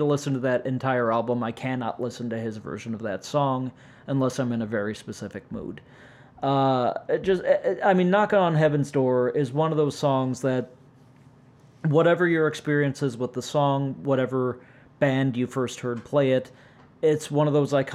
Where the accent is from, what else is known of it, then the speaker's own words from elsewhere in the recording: St. Louis, Missouri, United States; I'm from St. fucking Louis